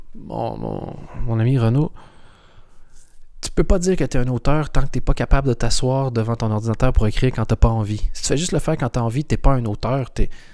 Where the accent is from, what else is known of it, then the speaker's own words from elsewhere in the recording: Canada; moved away as an adult; also born or lived in Europe; Je suis canadien